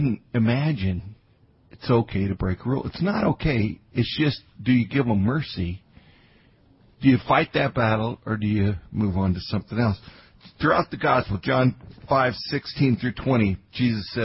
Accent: Grand Junction, Colorado, United States; I grew up in Grand Junction, Colorado.

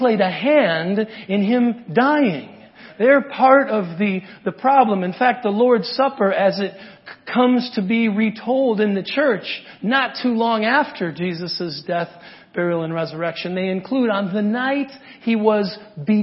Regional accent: Wisconsin, United States; now in Inland Empire, California, United States; I'm from Wisconsin

